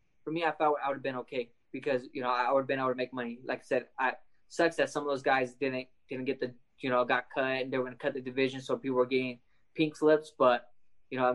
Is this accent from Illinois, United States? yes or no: no; Lemoore, California, United States; representing Lemoore, the first person to make it from my hometown